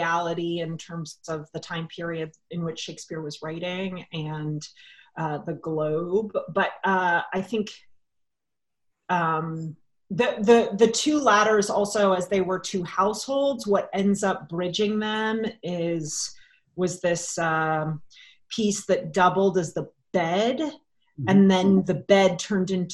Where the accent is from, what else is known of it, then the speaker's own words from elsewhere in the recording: Raleigh, North Carolina, United States; moved away; I'm from Raleigh. I'm staying with my parents.